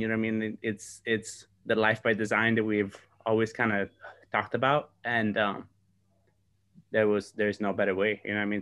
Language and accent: English; Sardinia, Italy; moved away; I am in my hometown in Sardinia